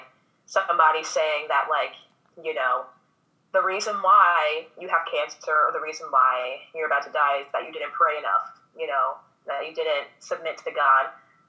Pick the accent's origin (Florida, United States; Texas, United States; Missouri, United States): Missouri, United States; also born or lived in Minnesota; now in Louisiana, United States; I actually was not born in Louisiana. I was born in Missouri. My parents were born in Louisiana, and then we just found our way back down here somehow. But I'm from Missouri. We, as a family, moved to Minnesota, and then we moved to Louisiana.